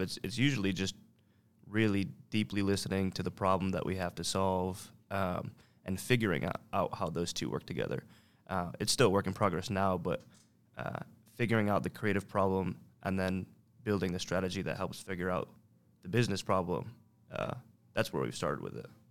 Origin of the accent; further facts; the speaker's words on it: Syracuse, New York, United States; born and raised in Syracuse, New York